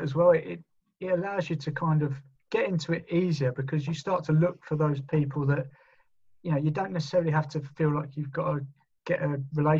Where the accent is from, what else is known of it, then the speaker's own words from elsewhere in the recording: London, United Kingdom; I'm from Southeast London